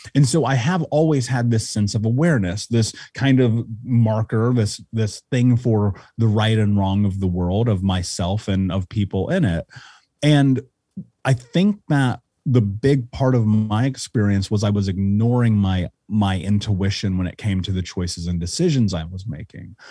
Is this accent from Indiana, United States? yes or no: yes; Indianapolis, Indiana, United States; I grew up in Indianapolis